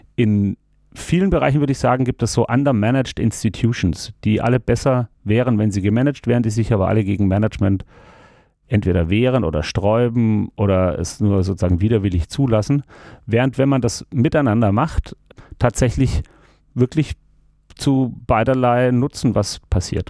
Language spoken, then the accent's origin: German; Stuttgart, Baden-Württemberg, Germany; moved away as an adult; also born or lived in Freiburg / Hamburg; ich bin in Stuttgart geboren und aufgewachsen